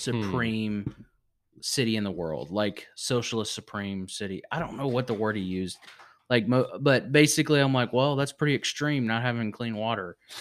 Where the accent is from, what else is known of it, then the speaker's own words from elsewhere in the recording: Virginia, United States; moved away; my hometown in Virginia.